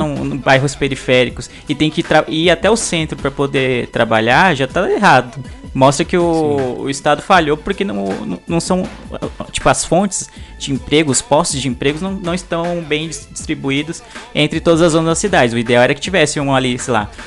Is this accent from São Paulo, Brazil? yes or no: yes; São Paulo, Brazil; eu, que sou nascido e criado em São Paulo